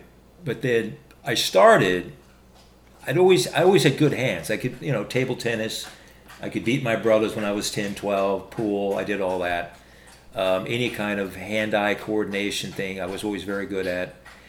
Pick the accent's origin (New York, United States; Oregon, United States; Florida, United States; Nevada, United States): Oregon, United States; Salem; also born or lived in Bloomington, Illinois; I'm from Salem, Oregon, so it was right at the Capitol building. I lived right down the street from there in Salem.